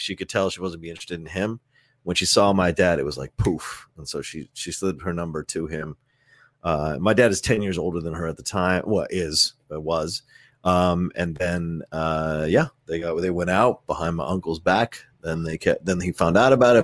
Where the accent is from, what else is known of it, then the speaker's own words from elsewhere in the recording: Virginia, United States; also born or lived in Philadelphia, Pennsylvania; I was born in Philly, but I was raised in Virginia since I was one years old